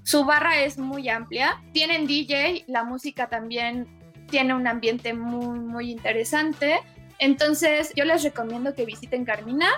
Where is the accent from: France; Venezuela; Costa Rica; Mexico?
Mexico; muchísimas chavitas y chavitos mexicanos que lo vimos en los 90